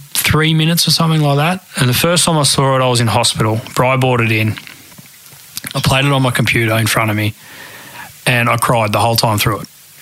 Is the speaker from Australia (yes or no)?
yes; Shepparton, Victoria, Australia; And I think growing up in Shep with all my mates and stuff around the golf course and mates at school